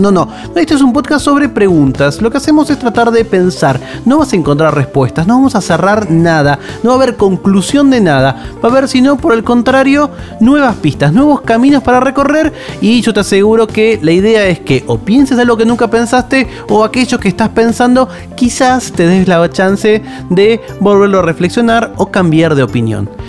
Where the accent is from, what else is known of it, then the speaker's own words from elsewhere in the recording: Buenos Aires, Argentina; soy de, de, Buenos Aires